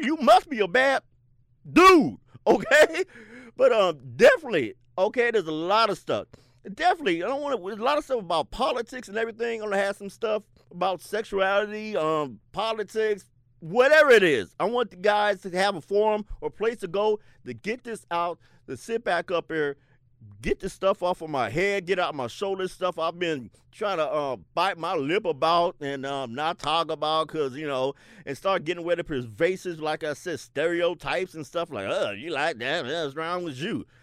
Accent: Seattle, Washington, United States; I grew up in the South End, South Seattle

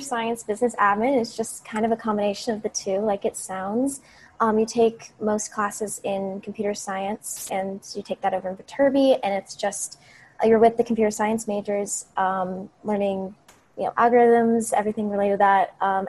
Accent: Phoenix, Arizona, United States; I'm a sophomore studying computer science and business admin, and I'm from Phoenix, Arizona.

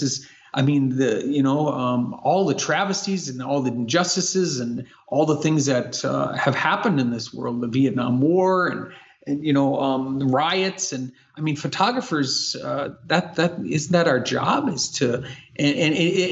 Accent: Bismarck, North Dakota, United States; moved away as an adult; also born or lived in California; this is my hometown. So I'm born and raised here, mm-hmm. 1969, January 24th at Bismarck Hospital

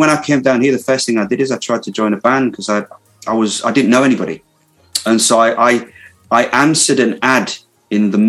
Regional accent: Hull, Yorkshire and the Humber, United Kingdom; I, well, the accent's changed a bit, but I've still held on to it. Now I'm, I'm originally from Hull in Yorkshire

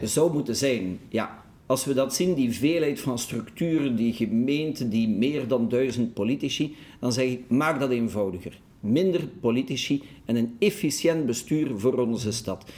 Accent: Brussels, Brussels-Capital Region, Belgium; Ik ben een Brusselaar en ik ben fier dat ik een Brusselaar ben

